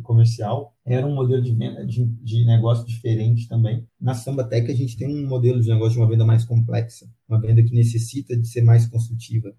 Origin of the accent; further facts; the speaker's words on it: Pará de Minas, Minas Gerais, Brazil; now in Belo Horizonte, Brazil; Eu sou de Pará de Minas, não sou aqui de Belo Horizonte, é, sou de Pará de Minas, que é aqui pertinho